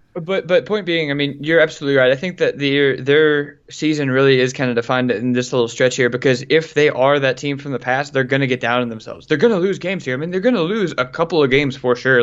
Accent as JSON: {"language": "English", "region": "Louisiana", "country": "United States", "said": "I'm from Louisiana"}